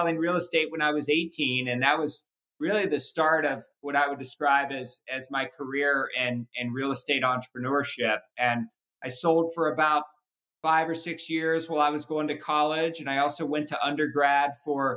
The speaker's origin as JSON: {"language": "English", "town": "Cincinnati", "region": "Ohio", "country": "United States", "tie": "born or raised there", "moved": "yes", "lives_now": "Napa, United States", "said": "I was born and raised in Cincinnati."}